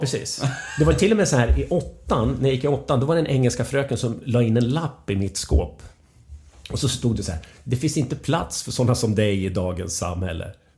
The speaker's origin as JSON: {"language": "Swedish", "town": "Gävle", "region": "Gävleborg County", "country": "Sweden", "tie": "born or raised there", "also_born_or_lived": "Stockholm", "said": "jag bara föddes där och sen så åkte jag till Gävle direkt. Så jag eh, döpte i Gävle"}